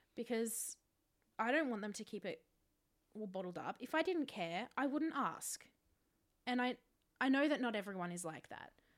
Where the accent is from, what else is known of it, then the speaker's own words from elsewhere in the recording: Australia; I was born in Australia.